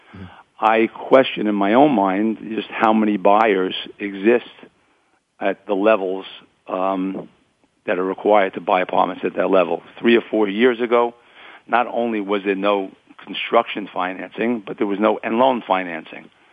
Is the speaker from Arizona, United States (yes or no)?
no; New York City, New York, United States; also born or lived in Queens, New York; being born here in Brooklyn, New York, um, where I grew up with my parents and three siblings